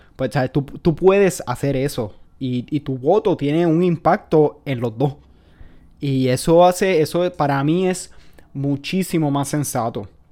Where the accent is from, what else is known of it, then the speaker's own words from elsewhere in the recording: Puerto Rico; Como puertorriqueño